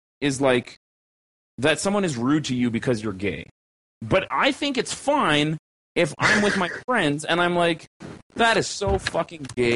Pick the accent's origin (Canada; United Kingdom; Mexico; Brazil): Canada; an upper middle class, lower middle class, Caucasian slash mixed bred Canadian regular ass fucking person without a visual or sexual minority